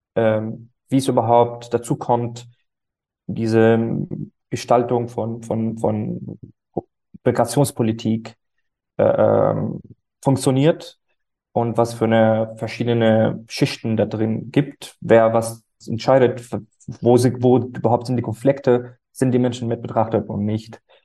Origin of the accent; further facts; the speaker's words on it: Syria; now in Berlin, Germany; ich bin ursprünglich aus Syrien